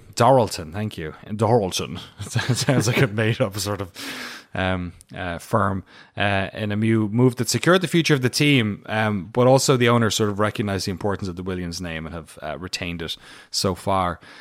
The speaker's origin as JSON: {"language": "English", "town": "Waterford", "region": "Munster", "country": "Ireland", "moved": "as an adult", "lives_now": "United States", "said": "I'm from Waterford, which is like a boring version uh, of all those places"}